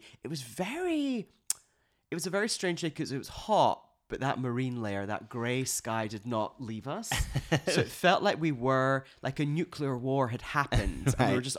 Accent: Glasgow, Scotland, United Kingdom; I saw this weekend in Glasgow, my hometown in Scotland, it was Pride.

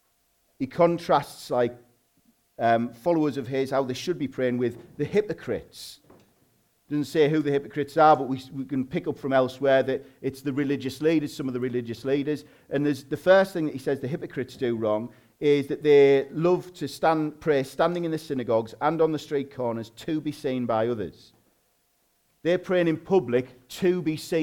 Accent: Hartlepool, North East England, United Kingdom; accent: Hartlepool slang

